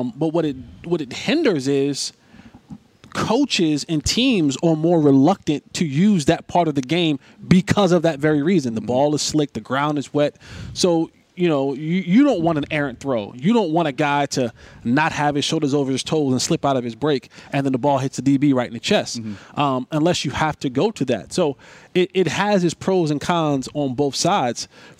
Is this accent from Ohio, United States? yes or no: no; New Jersey, United States; I'm from Jersey, and I hated playing in the cold.